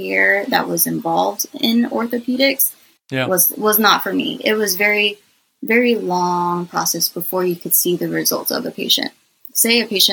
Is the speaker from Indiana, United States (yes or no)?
no; Los Angeles, California, United States; now in Georgia, United States; I was born in California, in Los Angeles, and all my family's over there